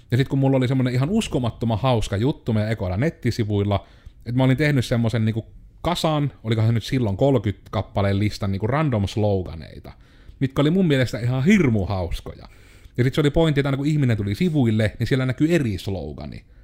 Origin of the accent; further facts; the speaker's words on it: Joensuu, North Karelia, Finland; minähän olen joensuulainen yrittäjä.